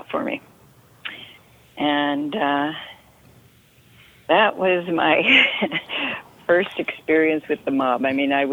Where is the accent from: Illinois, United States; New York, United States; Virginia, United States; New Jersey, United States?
New York, United States; Rochester; I grew up in Rochester, New York